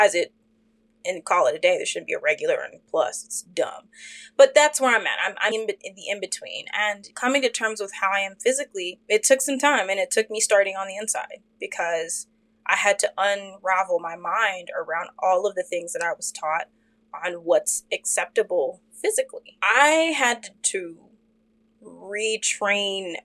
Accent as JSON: {"language": "English", "town": "Fort Worth", "region": "Texas", "country": "United States", "tie": "born or raised there", "said": "me and my sister, when we were growing up in Fort Worth, we lived in a suburb neighborhood"}